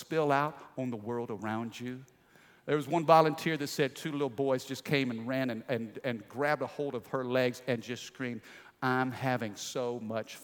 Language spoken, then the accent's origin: English; Midwest, United States; I grew up in the Midwest in a small little country town